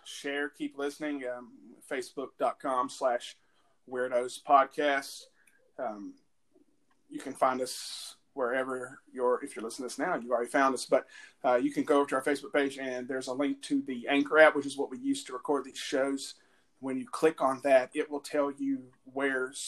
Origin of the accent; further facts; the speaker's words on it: the South, United States; accent: Southern; I had everybody convinced that I was from Canada because I had zero Southern accent. And I don't know what happened, but that accent found me